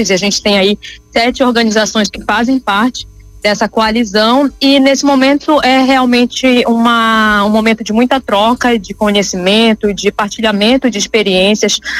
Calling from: São Luís, Maranhão, Brazil; Falamos direto aqui de São Luís do Maranhão, do Centro Cultural Histórico

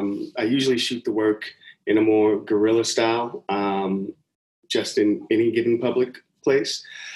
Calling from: Pomona, California, United States; Pomona, California. I'm 35 miles out east of LA and about 38 miles north of where I'm getting my PhD at UCI, Irvine.

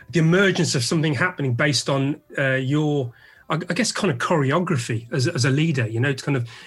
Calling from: London, United Kingdom

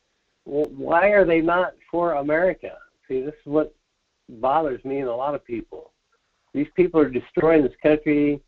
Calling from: Soldotna, Alaska, United States; Hey, this is … from Soldotna.

